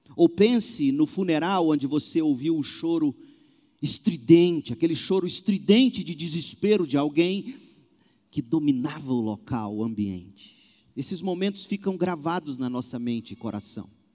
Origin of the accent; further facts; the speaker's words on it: Brazil; nós brasileiros